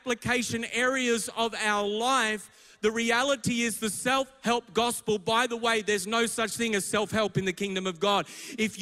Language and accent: English; Melbourne, Victoria, Australia; I'm from Melbourne. My church is in Richmond and beyond